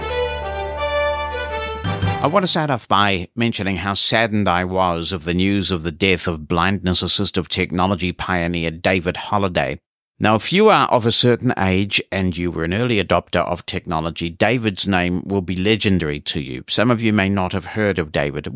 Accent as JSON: {"language": "English", "country": "New Zealand", "tie": "born or raised there", "said": "As a teenager getting into computers and growing up in New Zealand"}